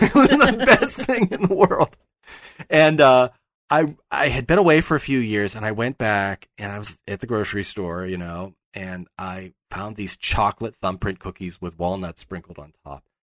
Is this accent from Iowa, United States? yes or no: no; Pittsburgh, Pennsylvania, United States; moved away; I'm from Pittsburgh. Pittsburghers are very proud of their town. And, you know, I've lived away from there for much longer now than I live there.